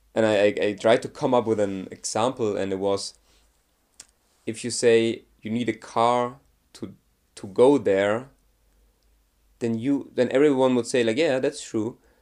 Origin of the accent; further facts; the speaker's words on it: Germany; I'm from Germany